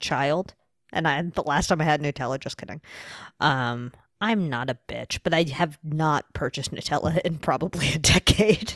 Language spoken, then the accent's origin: English; New York, United States; I'm from New York